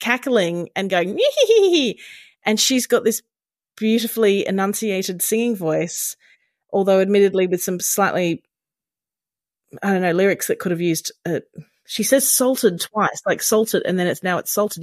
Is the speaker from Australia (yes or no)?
yes; Brisbane, Queensland, Australia; here in Brisbane, my hometown